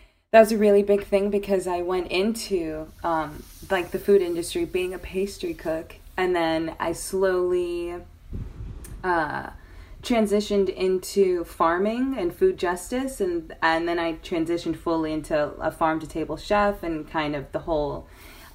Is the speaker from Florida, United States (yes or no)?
yes; Miami, Florida, United States; I was raised in Miami, Florida